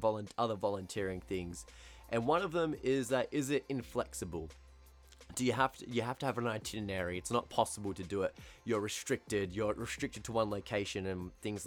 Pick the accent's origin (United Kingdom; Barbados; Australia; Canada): Australia; accent: Australian; first language English; my Australian accent can be quite harsh sometimes